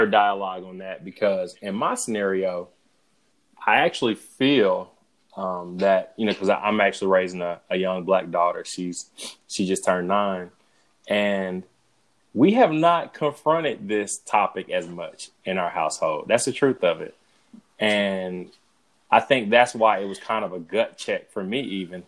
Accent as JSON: {"language": "English", "region": "Georgia", "country": "United States", "tie": "born or raised there", "said": "growing up in Georgia, I grew up in a diverse area too"}